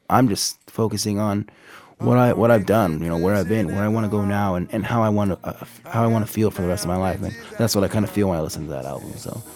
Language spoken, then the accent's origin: English; Abbotsford, British Columbia, Canada; moved away as an adult; also born or lived in Minot, North Dakota / Tacoma, Washington / Sacramento; now in United States; my mother took me and my sisters and we went up to Canada and I grew up there